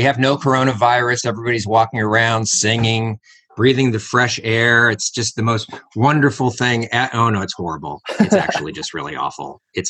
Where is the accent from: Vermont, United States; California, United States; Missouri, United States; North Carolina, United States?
California, United States; Los Angeles; I grew up in LA, so I know what it is. When I was growing up, that you couldn't see the mountains.